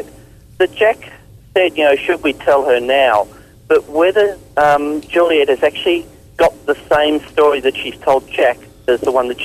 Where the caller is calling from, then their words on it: Melbourne, Victoria, Australia; I'm ringing from Melbourne, Australia anyway.